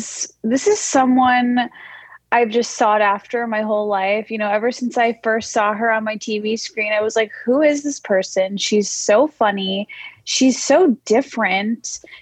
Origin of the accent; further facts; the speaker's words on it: Skokie, Illinois, United States; moved away; I'm from Skokie.